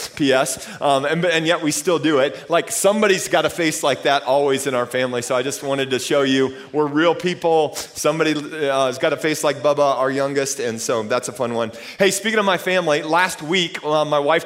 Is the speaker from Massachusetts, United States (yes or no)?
no; Austin, Texas, United States; I'm from Austin